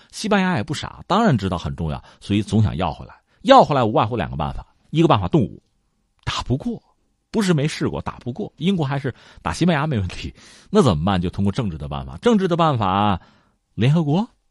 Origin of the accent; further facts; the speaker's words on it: China; 作为一个中国人